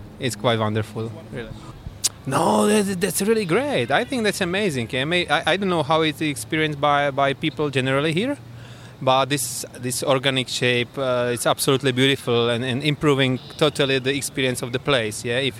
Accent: Prague, Czechia; from Prague, from Czechia.

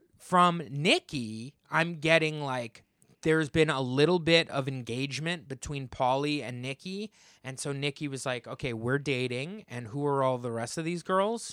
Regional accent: Monmouth County, New Jersey, United States; also born or lived in Hazlet, New Jersey; townships in Monmouth County, New Jersey, where I grew up

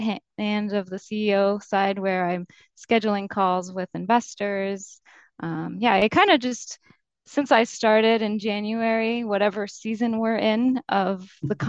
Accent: France; moved away as an adult; also born or lived in London; now in Boston, United States; I'm from France and I did the first few years of college in France.

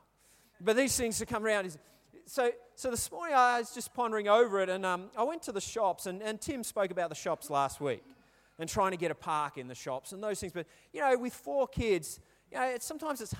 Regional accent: England, United Kingdom; I'm English, I speak English, I don't speak Polish

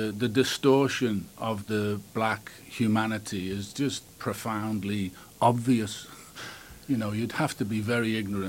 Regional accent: Liverpool, North West England, United Kingdom; moved away; I was born and raised in Liverpool, England, so I grew up in England.

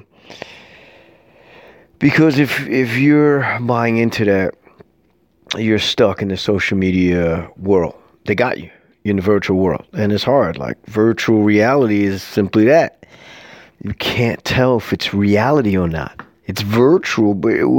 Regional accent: New York City, New York, United States; I'm from New York City, born and raised

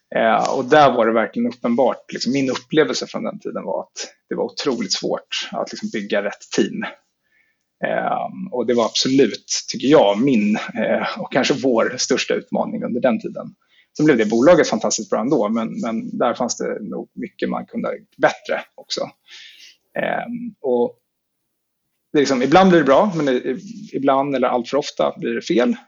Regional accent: Stockholm, Stockholm County, Sweden; jag är född och uppvuxen i Stockholm

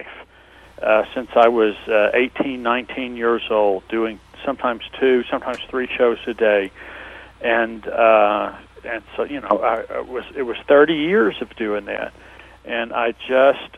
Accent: Louisville, Kentucky, United States; now in Las Vegas, United States; we went to my hometown, Louisville, Kentucky.

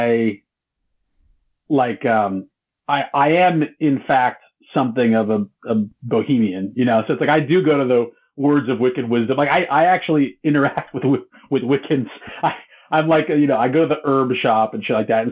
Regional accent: Southern California, United States; moved away as an adult; also born or lived in San Francisco; now in Midwest, United States; I'm from California, like generationally from California. I would love to have lived my entire life in California where I grew up

